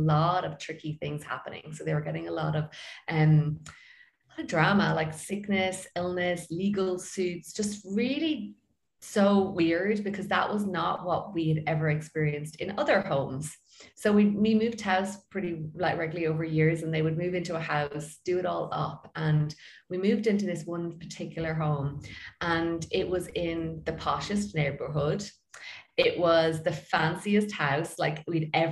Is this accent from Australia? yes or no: no; Ireland; I'm from Ireland and I am a feng shui expert